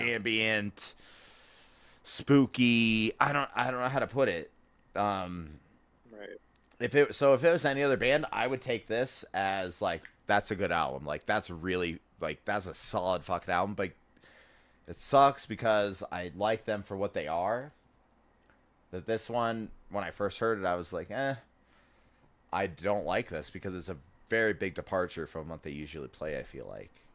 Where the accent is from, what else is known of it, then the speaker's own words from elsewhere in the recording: Florida, United States; I'm from Florida too